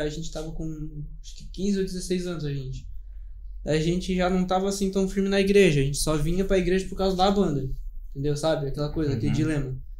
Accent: Criciúma, Santa Catarina, Brazil; A gente é de natural de Criciúma.

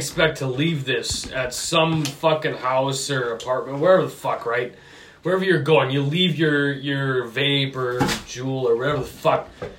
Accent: Minnesota, United States; You come down to the sticks in Minnesota

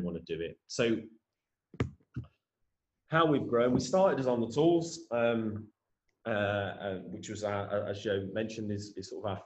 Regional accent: Tamworth, West Midlands, United Kingdom; born or raised there

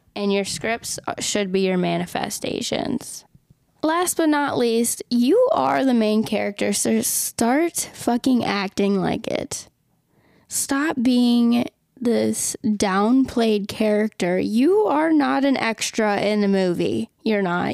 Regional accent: Minnesota, United States; moved away; living in Minnesota in my hometown

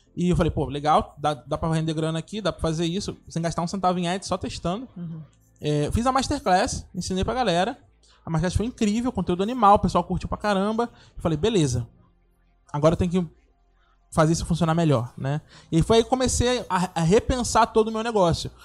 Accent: Rio de Janeiro, Brazil; born or raised there

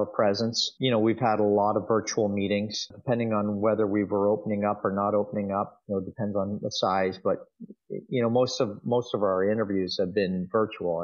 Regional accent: Dundas, Ontario, Canada; also born or lived in Hamilton; I was born in Hamilton and and raised in a town called Dundas

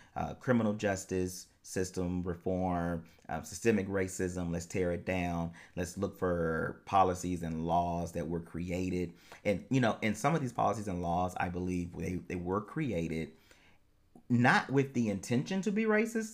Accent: United States; I am an American

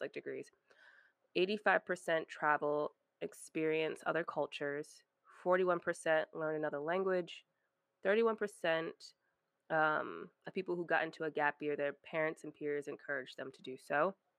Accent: Rhode Island, United States; moved away as an adult; I was in Rhode Island, I grew up in Rhode Island, small

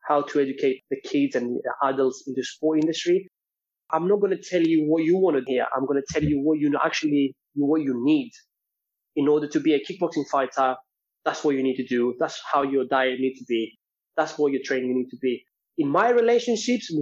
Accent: Greece; moved away; I'm from Greece and Cypriot

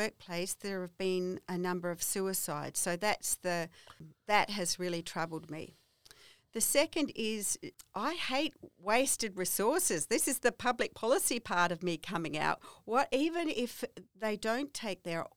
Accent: Kangaroo Island, South Australia, Australia; I come from Kangaroo Island

